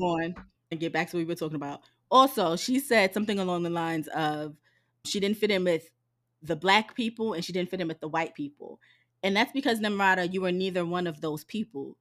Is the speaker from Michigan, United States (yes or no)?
no; New York City, New York, United States; accent: New York; moved away; I'm from Harlem